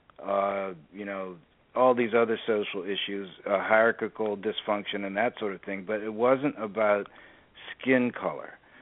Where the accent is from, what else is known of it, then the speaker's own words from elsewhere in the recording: Washington, District of Columbia, United States; I grew up in Washington, D.C.